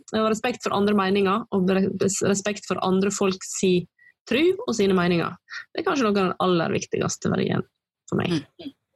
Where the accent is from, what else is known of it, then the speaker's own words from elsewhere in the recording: Western Norway, Norway; also born or lived in Oslo; jeg da flytta tilbake igjen til Vestlandet, så så jeg på en helt annen måte på den naturen som var rundt meg, som jeg var vokst opp med